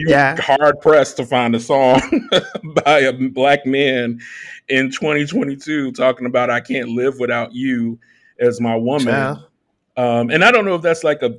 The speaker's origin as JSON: {"language": "English", "town": "Chicago", "region": "Illinois", "country": "United States", "said": "I'm from the south side of Chicago"}